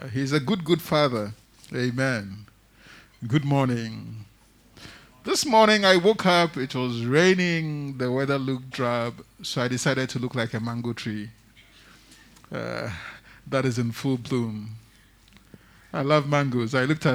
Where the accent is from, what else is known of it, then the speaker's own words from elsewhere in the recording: Tema, Greater Accra, Ghana; I grew up in Tema